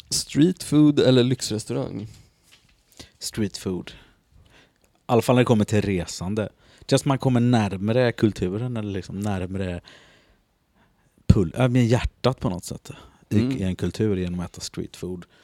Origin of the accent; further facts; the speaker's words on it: Gothenburg, Västra Götaland, Sweden; now in Stockholm, Sweden; Jag är från Göteborg vet du.